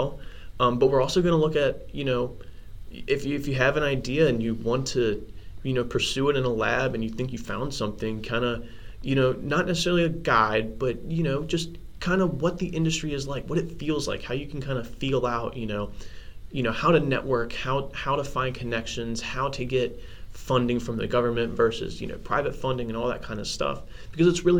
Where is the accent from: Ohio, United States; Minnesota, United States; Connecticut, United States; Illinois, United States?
Ohio, United States; Cincinnati; moved away as an adult; now in Cleveland, United States; I'm from the Cincinnati area.